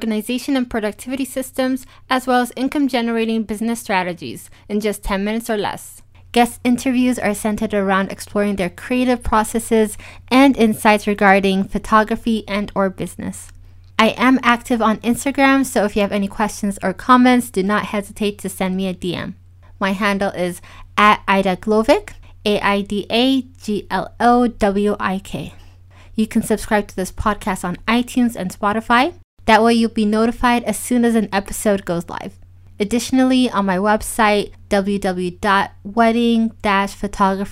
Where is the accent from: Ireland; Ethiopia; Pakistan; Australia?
Ethiopia; also born or lived in United States / South Africa / Switzerland; now in Germany; I was born and raised in Ethiopia